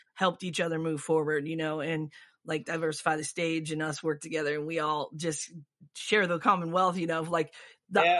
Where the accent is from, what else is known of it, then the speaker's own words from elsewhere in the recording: Michigan, United States; moved away; also born or lived in Florida; I grew up in Michigan, so it's kind of in my blood